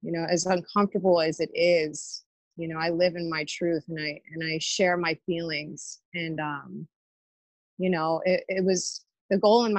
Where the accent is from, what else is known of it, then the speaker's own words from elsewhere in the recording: Pittsburgh, Pennsylvania, United States; I'm originally from the East End area of Pittsburgh